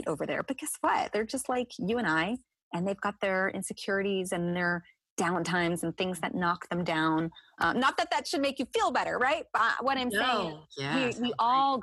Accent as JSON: {"language": "English", "region": "New Jersey", "country": "United States", "said": "I'm from New Jersey. So let me just put it out there. I can be a feisty woman just because like that's where I'm from"}